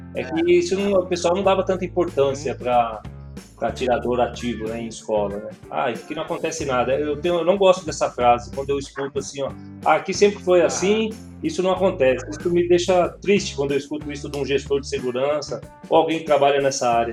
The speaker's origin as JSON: {"language": "Portuguese", "region": "São Paulo", "country": "Brazil", "said": "Eu sou de São Paulo"}